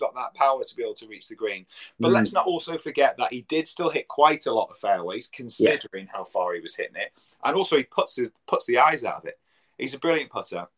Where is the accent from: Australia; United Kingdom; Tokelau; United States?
United Kingdom; England; as an Englishman as well, playing at my home club